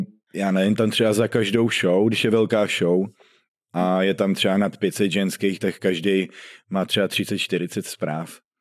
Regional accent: Sulovice, Czechia; Já jsem ze Sulovic.

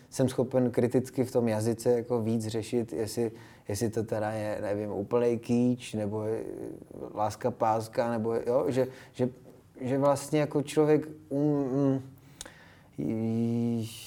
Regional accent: Czechia; first language Japanese; myslím, že ne, že jsem, že jsem docela jako Čech a Eh, že jsem vlastně úplně Čech, takže jestli, tak možná vizuálně, možná trošku jsem jako po mamce

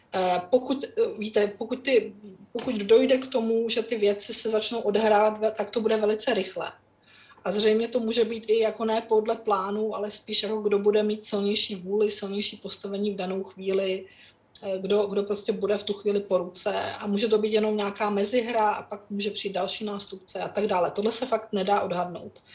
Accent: Czechia; kteří jsme vyrostli za Československa

